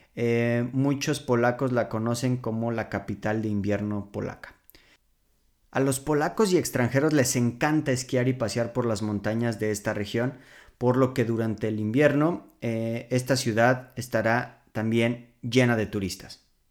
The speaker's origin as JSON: {"language": "Spanish", "region": "Mexico City", "country": "Mexico", "tie": "born or raised there", "moved": "as an adult", "lives_now": "Poland", "said": "mi ciudad natal"}